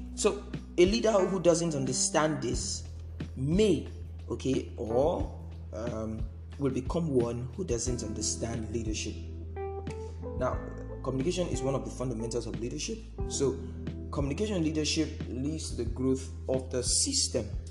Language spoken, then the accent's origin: English; Nigeria; we are in Nigeria and we are from Nigeria